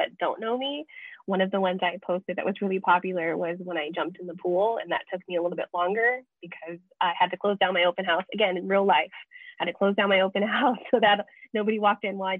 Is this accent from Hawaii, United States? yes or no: yes; Kona, Hawaii, United States; being born and raised in Kona